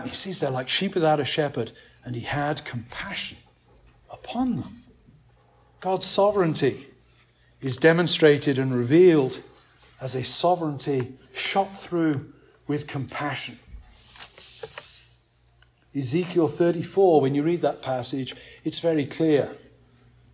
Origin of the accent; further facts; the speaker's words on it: England, United Kingdom; as an Englishman